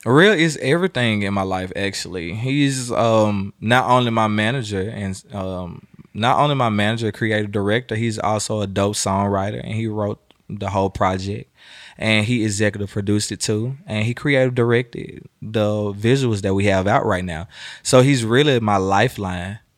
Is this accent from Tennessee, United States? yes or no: yes; Memphis, Tennessee, United States; moved away as an adult; also born or lived in Miami; now in Atlanta, United States; I'm from Memphis, Tennessee, so my roots are always here.